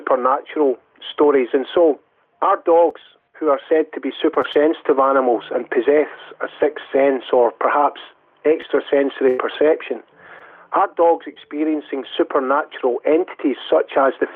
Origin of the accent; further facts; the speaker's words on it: Dumbarton, Scotland, United Kingdom; also born or lived in Glasgow, Scotland; I was born in Glasgow, Scotland. As a child, right up until my 20s, I lived in Dumbarton, which is a town in the west of Scotland